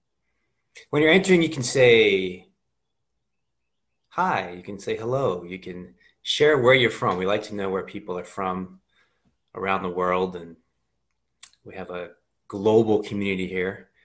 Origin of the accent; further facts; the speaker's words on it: Reading, Pennsylvania, United States; I'm from Pennsylvania. I grew up outside of the Reading area